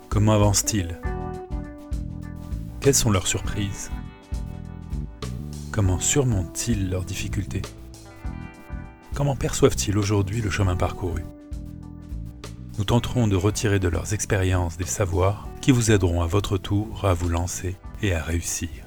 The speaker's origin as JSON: {"language": "French", "town": "Charenton", "region": "Île-de-France", "country": "France", "tie": "born there", "said": "Je suis né en 1892 à Charenton. J'ai des globules auvergnates et franc-comtoises."}